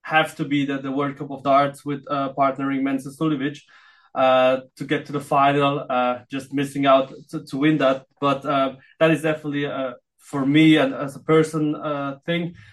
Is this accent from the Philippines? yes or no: yes; Philippines; now in Austria; Even if I am in Austria, uh, but I still um, feel like uh, I'm Filipino as well